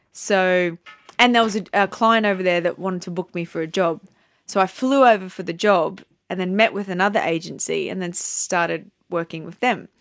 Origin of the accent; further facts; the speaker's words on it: Townsville, Queensland, Australia; moved away as an adult; also born or lived in New York; I come from Townsville.